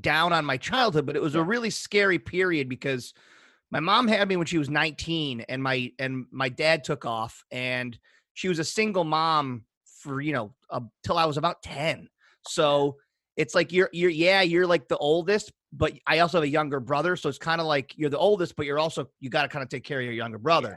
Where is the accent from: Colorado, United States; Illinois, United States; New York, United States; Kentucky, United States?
New York, United States; Pennellville; also born or lived in Syracuse, New York; I was raised in Pennellville, New York, which is a small town outside of Syracuse